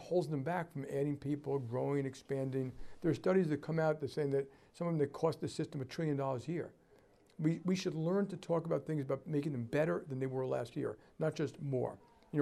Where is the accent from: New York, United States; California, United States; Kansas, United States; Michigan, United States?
New York, United States; I'm from New York